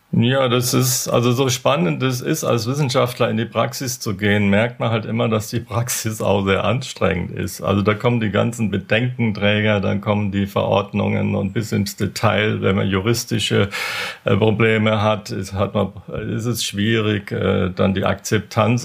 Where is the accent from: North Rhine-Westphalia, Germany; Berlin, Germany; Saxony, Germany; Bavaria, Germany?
Bavaria, Germany; moved away; ich komme ja aus, aus Bayern